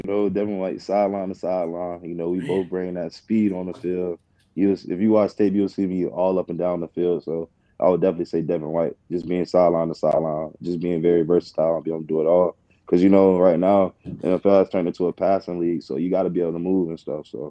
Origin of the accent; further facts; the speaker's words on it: Florida, United States; I'm from Florida. I gotta have that Kodak.